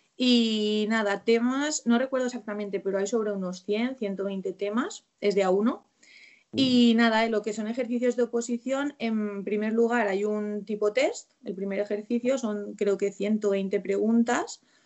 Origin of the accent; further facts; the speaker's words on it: Valencian Community, Spain; me pudiese quedar en la provincia de la que soy, que soy de Valencia